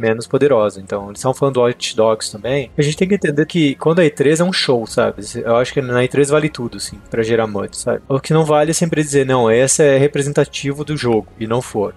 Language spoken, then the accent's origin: Portuguese; Concórdia, Santa Catarina, Brazil; moved away as an adult; o lugar que eu tinha quando eu era criança lá em Concórdia